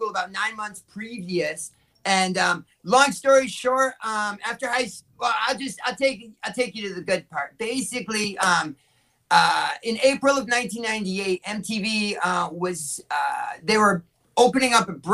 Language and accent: English; Hartford, Connecticut, United States; moved away as an adult; now in Los Angeles, United States; I was born in Hartford, Connecticut, and so, you know, that's where my family lived at that time